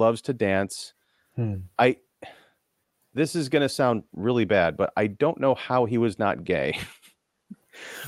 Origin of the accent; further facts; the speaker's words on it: United States; as an American